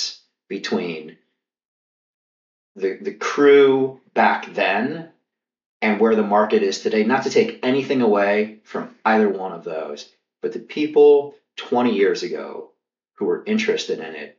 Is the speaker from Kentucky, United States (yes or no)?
yes; Kentucky, United States; I grew up in Kentucky